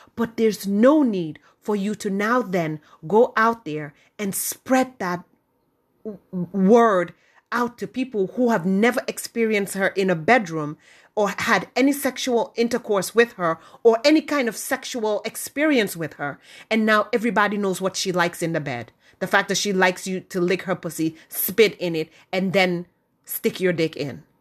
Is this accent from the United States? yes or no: no; Gambia; moved away; growing up in the Gambia